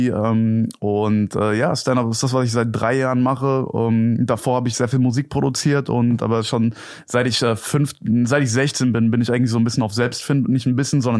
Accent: Gelnhausen, Hesse, Germany; Okay, also äh, ich komme aus Gelnhausen. Das ist eine Kleinstadt, so 40, 45 Minuten entfernt von Frankfurt am Main.

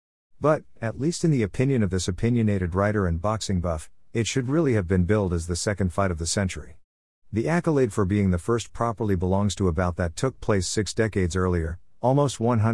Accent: Grimsby, Yorkshire and the Humber, United Kingdom; moved away as an adult; also born or lived in Shetland Isles / Manchester; Even during the times when I lived away from my hometown of Grimsby, during a brief hiatus in the Shetland Isles 1980-81, or after I became a mature student in Manchester

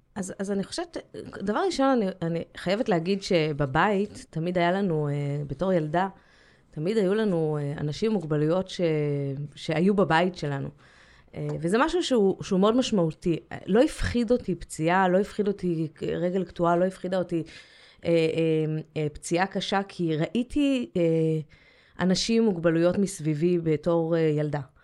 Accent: Jerusalem, Jerusalem District, Israel; also born or lived in Scotland; גדלתי בירושלים

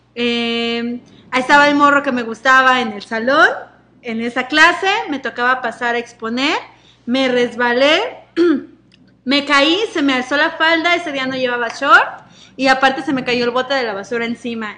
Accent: Mexico City, Mexico; yo soy del Reclu Norte

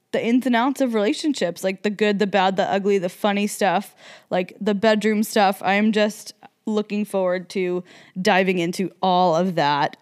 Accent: New Jersey, United States; moved away as an adult; also born or lived in South Carolina; now in Las Vegas, United States; I was raised in New Jersey

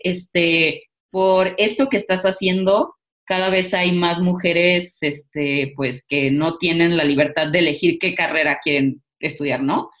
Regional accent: Mexico; como mexicanas hemos sido educadas en familias machistas, al menos yo sí

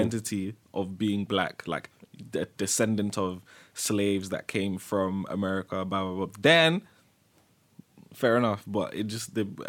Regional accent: United Kingdom; outside of being British...

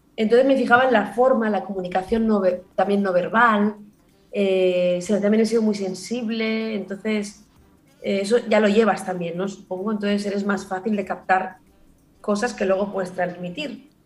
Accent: Barcelona, Catalonia, Spain; also born or lived in Granada; yo vivo en Barcelona desde que tenía 6 años, pero nací en Granada

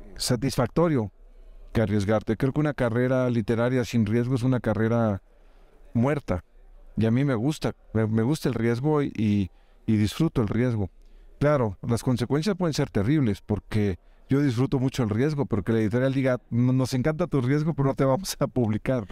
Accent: Mexico; agradezco como mexicano

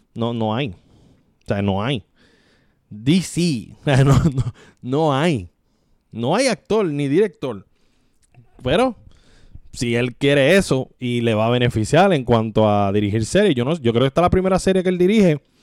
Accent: Puerto Rico

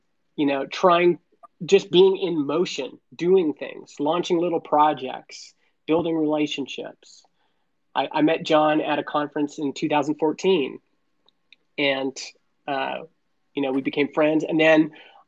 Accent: Canada; I was born in Canada.

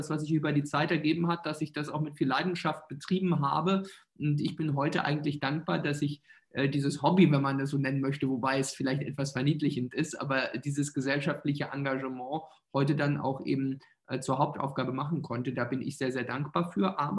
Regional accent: eastern Germany, Germany; ich komme ja aus Ostdeutschland, habe ja einen ostdeutschen Wahlkreis

